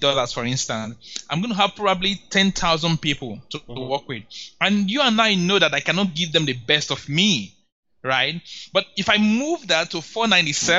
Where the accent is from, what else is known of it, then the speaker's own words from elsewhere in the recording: Nigeria; As a Nigerian